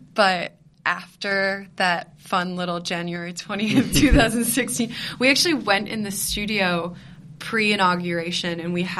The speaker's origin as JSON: {"language": "English", "country": "United States", "tie": "born or raised there", "said": "female who grows up in America, we were raised Muslim, yeah. we're half Pakistani."}